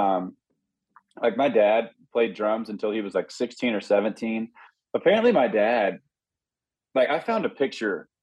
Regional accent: Hattiesburg, Mississippi, United States; moved away as an adult; now in Nashville, United States; It was a very small town. This was back, Hattiesburg, Mississippi was like 30,000 people

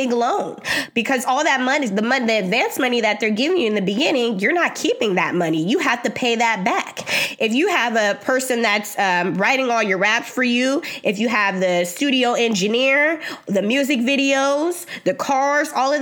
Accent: Bay Area, California, United States; I'm from the Bay Area

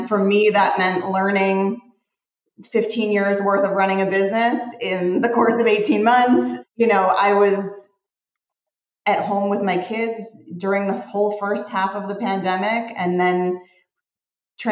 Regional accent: Arlington Heights, Illinois, United States; moved away as an adult; also born or lived in Evanston, Illinois; now in Los Angeles, United States; I was born at Evanston Hospital, but I was raised in Arlington Heights

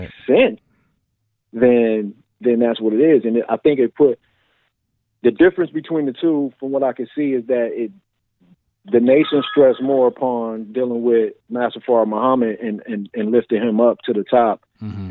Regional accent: Massillon, Ohio, United States; now in Columbus, United States; I grew up in Maslin, Ohio, which it's about 40 or 50,000 people

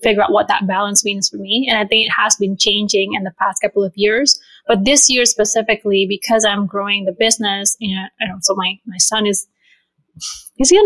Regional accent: Bali, Indonesia; now in Chicago, United States; I was originally born and raised in Bali

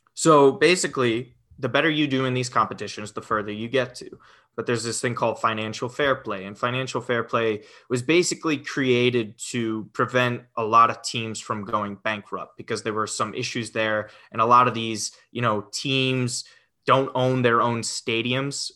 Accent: Westchester, New York, United States; been in New York, Westchester, New York, my whole life. Um, so even even during college as well. So all 26 years, I have been in uh, Westchester, New York.

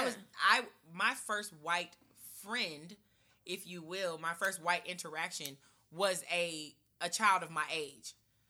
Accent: Nashville, Tennessee, United States; also born or lived in St. Louis, Missouri; As someone from St. Louis, and I've grown up here in Antioch, in Nashville

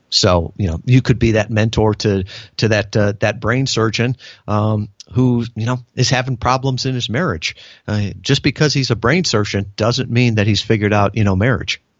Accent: United States; born or raised there

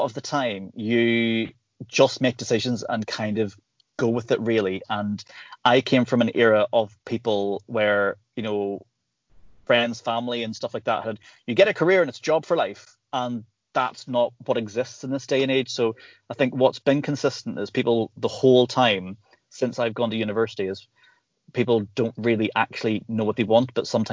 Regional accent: Northern Ireland, United Kingdom; growing up in Northern Ireland

